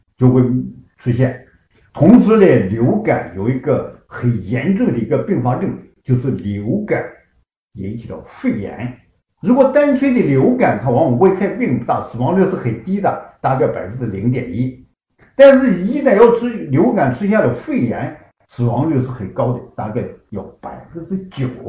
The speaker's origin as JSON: {"language": "Chinese", "country": "China", "said": "体现了我们中国人民"}